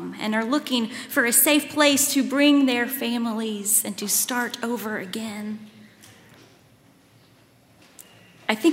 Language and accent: English; Lawrenceburg, Kentucky, United States; moved away as an adult; also born or lived in Waco, Texas; now in Louisville, United States; I grew up in Lawrenceburg, but now my parents live in Richmond, Kentucky